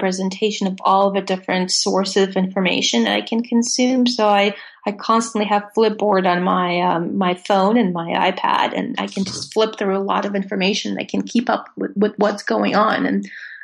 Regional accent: Russia; English is a second language; moved away as an adult; I grew up in Russia and I did not speak any English until I was 20 years old.

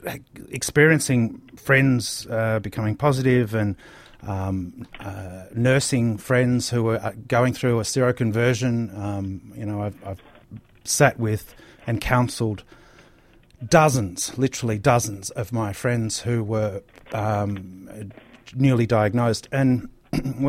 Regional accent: Bendigo, Victoria, Australia; me growing up in Bendigo

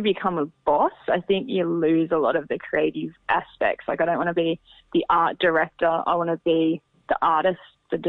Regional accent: Berry, New South Wales, Australia; I grew up on a farm. I grew up just outside Berry on a farm

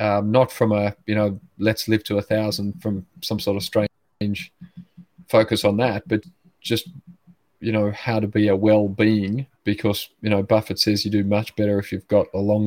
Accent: Sydney, New South Wales, Australia; I grew up in Sydney, family of 8 boys

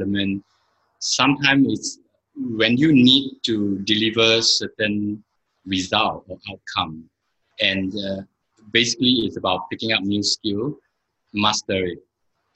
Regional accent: Singapore; moved away as an adult; also born or lived in Kuala Lumpur, Malaysia; I'm a Singaporean, but I basically spent a lot of time in Malaysia, Kuala Lumpur

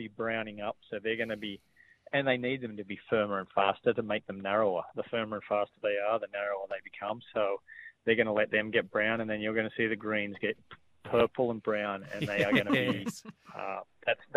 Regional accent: Sydney, New South Wales, Australia; moved away; I grew up in Sydney

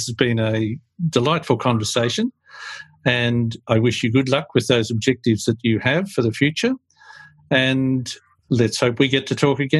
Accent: Australia

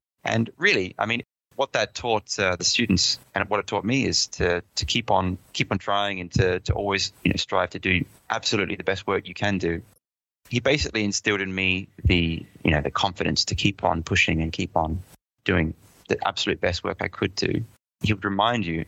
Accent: Adelaide, South Australia, Australia; accent: Pommy; moved away as an adult; also born or lived in London, United Kingdom; I grew up in Adelaide most of my life

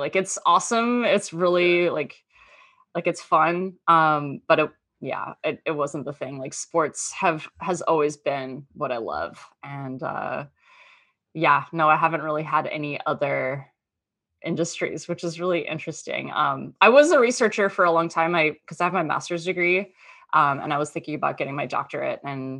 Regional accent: Townsville, Queensland, Australia; now in United States; So I'm actually Australian. I grew up in Townsville

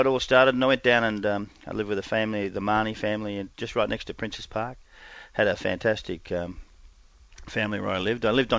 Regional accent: Perth, Western Australia, Australia; born there; No, I was born in Perth.

